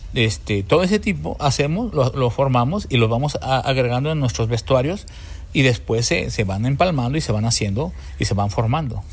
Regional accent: Mexico; somos mexicanos, porque es nuestra raíz

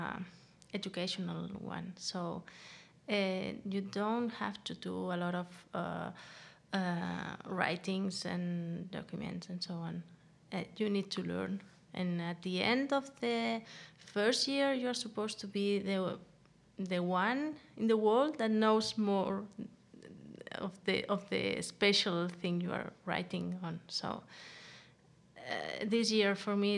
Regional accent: Andorra; moved away as an adult; now in Denmark; I'm from Andorra

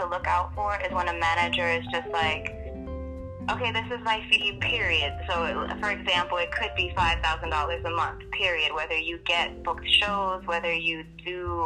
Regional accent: New York City, New York, United States; moved away as an adult; now in California, United States; I'm from Queenz, New York, originally. Born and raised.

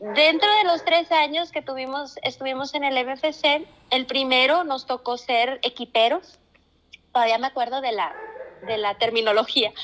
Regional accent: Nueva Rosita, Coahuila, Mexico; also born or lived in Freeport, Texas, United States / Monterrey, Mexico; He vivido la mayor parte de mi vida aquí en Rosita. Durante algunos años de mi infancia eh, radicamos en Estados Unidos, este, en un pueblito llamado Freeport, ahí cerca de Houston

